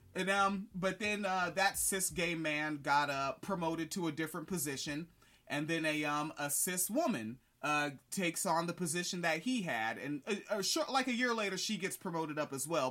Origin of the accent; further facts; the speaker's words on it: the Northwest, Pacific Northwest, United States; I grew up in the Northwest